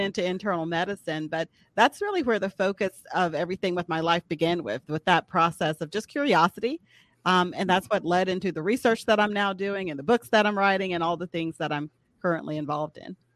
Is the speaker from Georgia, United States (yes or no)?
yes; Atlanta, Georgia, United States; moved away as an adult; now in Birmingham, United States; originally from Atlanta, Georgia